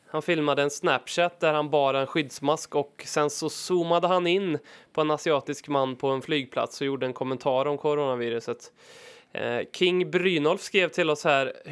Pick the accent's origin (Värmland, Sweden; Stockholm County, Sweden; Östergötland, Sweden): Värmland, Sweden; och förutom min värmländska charm